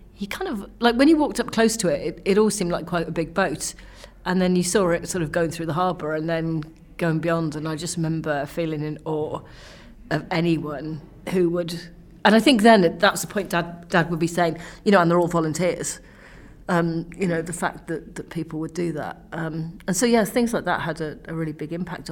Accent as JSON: {"language": "English", "region": "Wales", "country": "United Kingdom", "said": "I'm Welsh"}